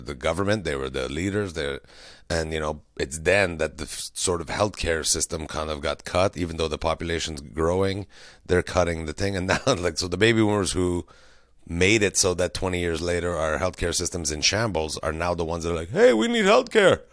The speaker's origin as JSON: {"language": "English", "region": "Quebec", "country": "Canada", "said": "we're from Quebec"}